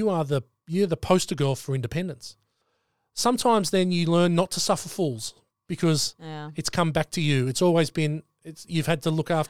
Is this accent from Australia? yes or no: yes; Sydney, New South Wales, Australia; And I love where I lived. It was you know, affluent. On the northern beaches of Sydney, it was affluent. I'd lived there my whole life